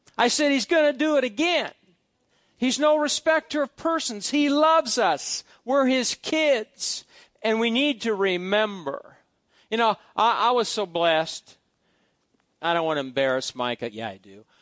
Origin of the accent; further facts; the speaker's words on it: Fairbury, Nebraska, United States; the Big Rock in Fairbury, Nebraska, because it's a big rock that's been there for hundreds of thousands of years. And that's where my father carved his name on that big rock, and some of you know where the big rock is. It's, it's something that, that represents my growing up, my family, my hometown